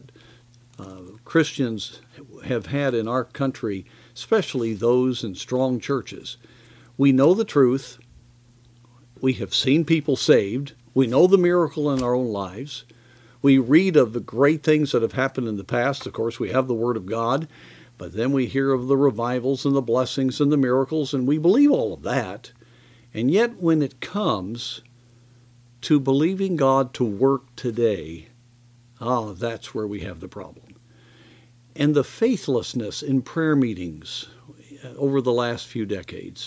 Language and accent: English; United States; as American believers